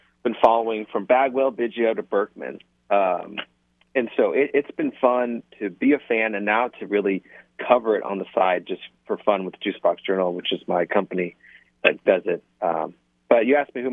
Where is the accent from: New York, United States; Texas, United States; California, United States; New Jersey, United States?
Texas, United States; Houston; moved away as an adult; also born or lived in Washington, D.C. / Nashville; I'm born and raised in Houston